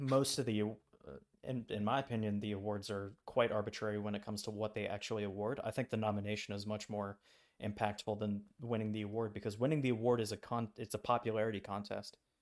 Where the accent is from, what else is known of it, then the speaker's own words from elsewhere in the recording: United States; I'm an American tourist abroad